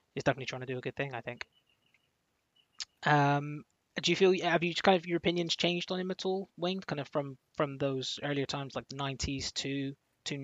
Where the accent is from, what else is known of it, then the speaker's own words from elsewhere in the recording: Plymouth, South West England, United Kingdom; I come from Plymouth